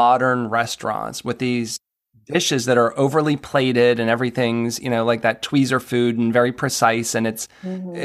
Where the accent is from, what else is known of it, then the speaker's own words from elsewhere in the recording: New England, United States; now in Maryland, United States; I'm from New England